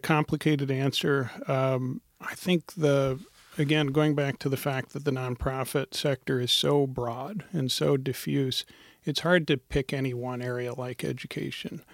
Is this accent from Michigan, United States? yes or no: no; Montana, United States; now in Portland, United States; I'm from Montana originally. My family's from India and I grew up in Montana